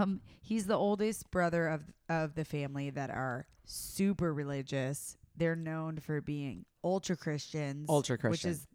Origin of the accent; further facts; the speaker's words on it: the South, United States; I'm from the South, baby.